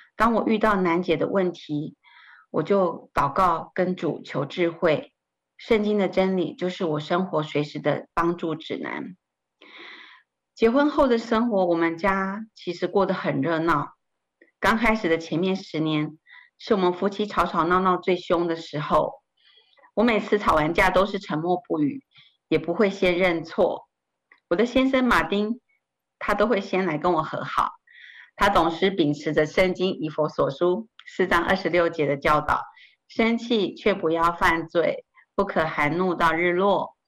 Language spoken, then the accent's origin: Chinese; northern Taiwan, Taiwan; 我出生在台湾的北部，我爸爸是一位国中老师，我有两个哥哥和一个妹妹